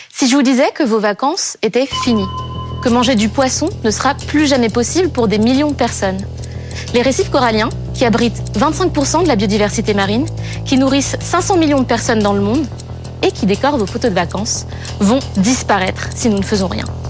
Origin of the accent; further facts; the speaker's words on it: Madagascar; J'ai grandi à Madagascar, dans un écrin de paradis